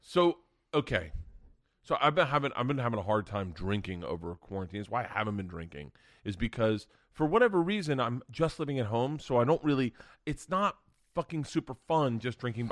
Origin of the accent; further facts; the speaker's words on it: Tampa, Florida, United States; moved away; I'm from Tampa. I grew up in Tampa when the Bucks sucked